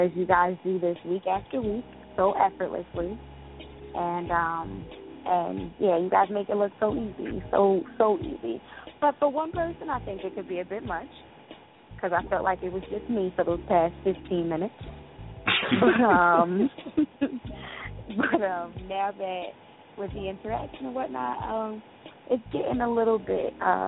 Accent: Jersey City, New Jersey, United States; I am from Jersey City, New Jersey

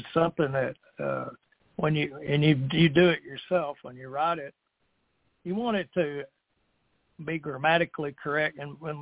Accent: Texas, United States; now in Beaumont, United States; down in my hometown here

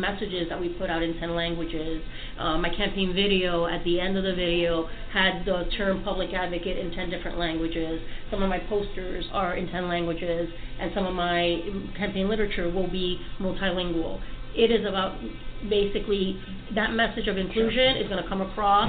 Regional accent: Puerto Rico; moved away as an adult; now in New York City, United States; I was born on the island

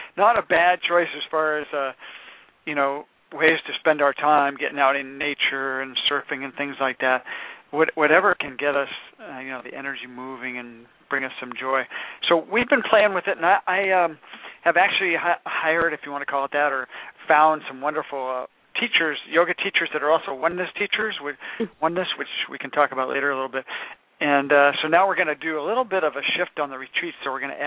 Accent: San Francisco, California, United States; I am from San Francisco

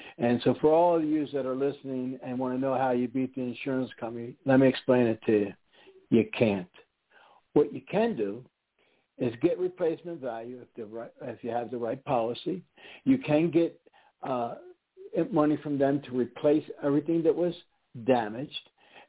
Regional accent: East Coast, United States; now in Houston, United States; I don't know. I'm from the East Coast.

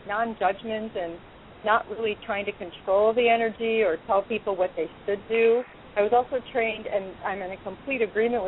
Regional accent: Chicago, Illinois, United States; moved away as an adult; now in Los Angeles, United States; I was born and raised, as you know, in Chicago

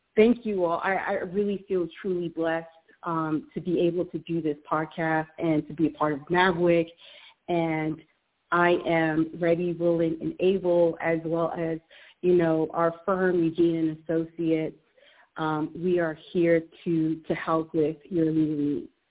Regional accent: Jamaica; being Jamaican myself

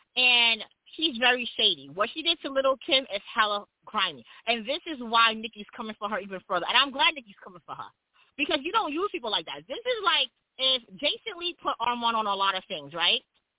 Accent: Jamaica; So all I got to say about that is I am Jamaican, and I see you was being very facetious the other day. We Jamaicans just want our reparations.

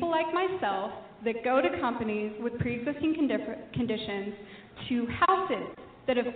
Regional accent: Springdale, Arkansas, United States; I'm from Springdale, Arkansas.

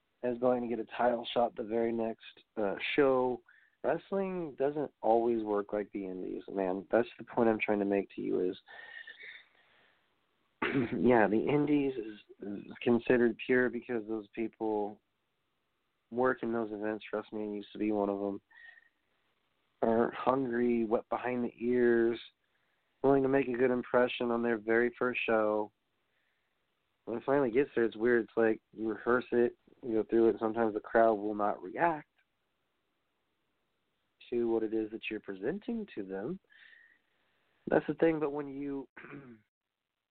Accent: Houston, Texas, United States; I'm from Houston

